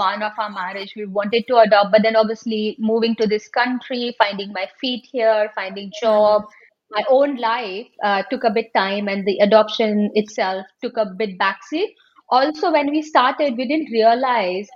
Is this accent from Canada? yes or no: no; Mumbai, Maharashtra, India; moved away as an adult; now in United Kingdom; I grew up in Mumbai, always been a Mumbai girl